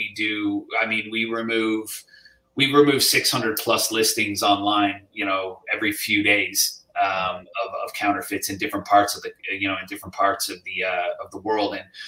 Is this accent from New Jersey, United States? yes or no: yes; New Jersey, United States; I was born in New Jersey myself. So okay. Yeah, my mother's Irish. My dad was born in New York.